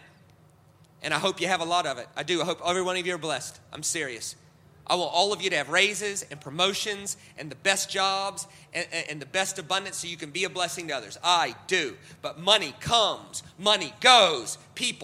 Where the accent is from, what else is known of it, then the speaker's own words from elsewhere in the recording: United States; I'm American